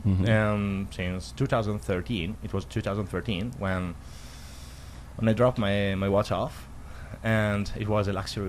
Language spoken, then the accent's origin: English; Italy; English is a second language; moved away; I come from Italy